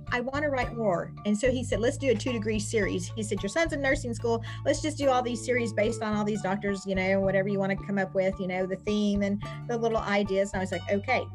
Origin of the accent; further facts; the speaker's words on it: Rooster Run, Kentucky, United States; I was born and raised in Rooster Run, Kentucky